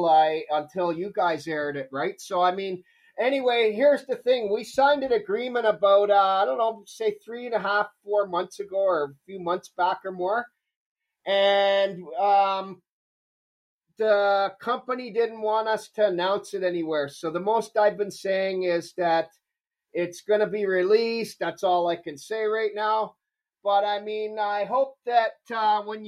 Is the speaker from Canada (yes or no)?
yes; Toronto, Ontario, Canada; also born or lived in Scarborough; I was born and raised in Toronto